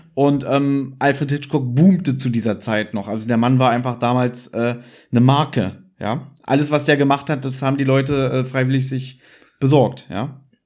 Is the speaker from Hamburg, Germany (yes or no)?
no; Berlin, Germany; ich bin ja jetzt inzwischen 36 Jahre alt, komme aus Berlin